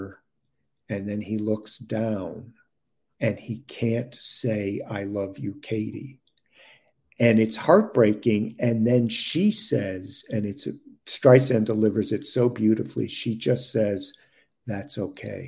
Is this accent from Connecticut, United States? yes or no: yes; Waterbury, Connecticut, United States; now in New York City, United States; my hometown of Waterbury, Connecticut